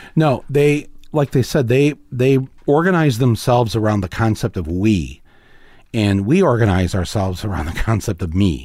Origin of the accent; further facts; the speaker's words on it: Midwest, United States; we're from the Midwest